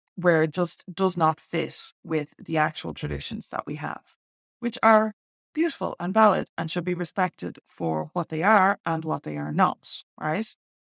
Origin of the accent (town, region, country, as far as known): Ireland